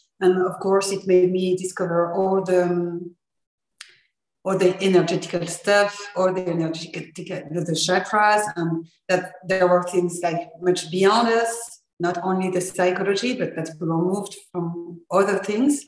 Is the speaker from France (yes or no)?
yes; France; English is a second language; I'm from France, so I'm already sorry for my accent